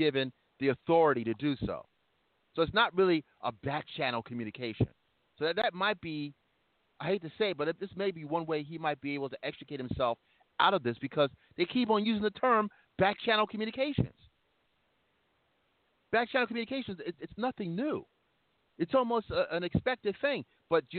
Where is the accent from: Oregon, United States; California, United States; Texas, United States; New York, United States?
New York, United States; I'm thinking of being a New Yorker now.